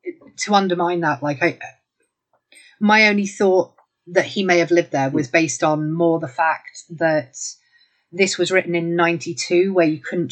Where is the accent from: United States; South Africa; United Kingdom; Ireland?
United Kingdom; I'm British.